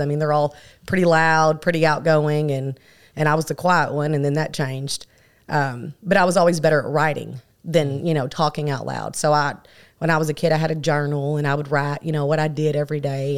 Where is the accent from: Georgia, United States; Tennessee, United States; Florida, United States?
Florida, United States; Miami; now in Paragould, United States; I moved to Miami, Florida at a very young age, at three or four. So my younger years I spent there